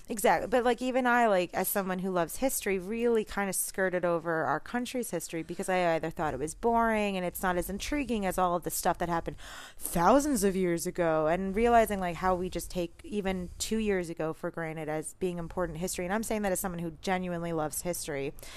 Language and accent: English; New York City, New York, United States; I'm a Jew from New York as well